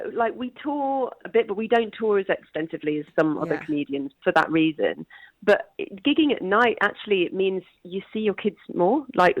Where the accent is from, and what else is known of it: Leicester, East Midlands, United Kingdom; born or raised there; moved away